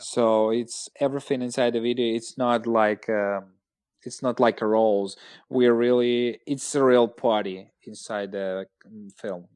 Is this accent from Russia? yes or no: yes; Russia; English is a second language